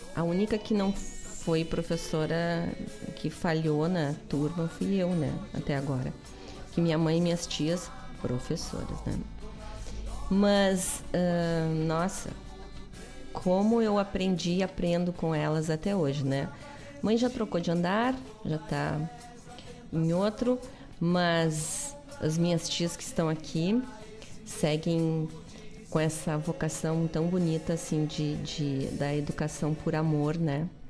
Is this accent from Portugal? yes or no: no; Guaíba, Rio Grande do Sul, Brazil; eu nasci em Guaíba e o povo é bacana